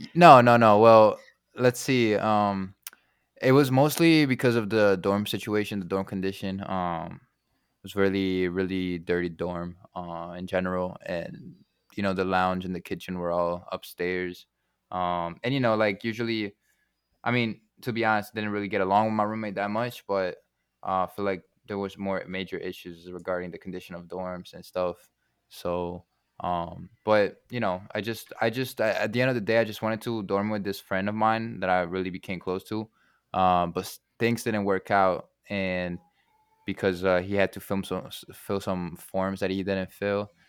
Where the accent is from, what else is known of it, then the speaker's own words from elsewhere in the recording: Genoa, Liguria, Italy; now in Chicago, United States; it's my home country